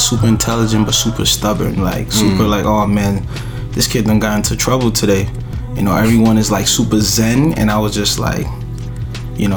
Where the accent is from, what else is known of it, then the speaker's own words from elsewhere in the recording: New York City, New York, United States; also born or lived in Nigeria; I was born and raised in Brooklyn.